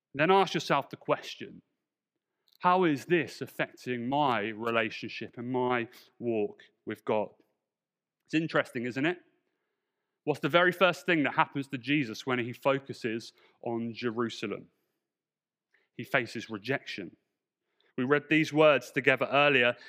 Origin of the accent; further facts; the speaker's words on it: Portsmouth, South East England, United Kingdom; also born or lived in London; my church back in Portsmouth